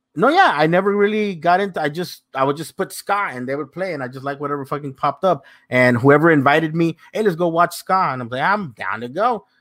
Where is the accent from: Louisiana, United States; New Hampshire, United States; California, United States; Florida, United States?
California, United States; South Gate; I grew up in Southgate, went to high school there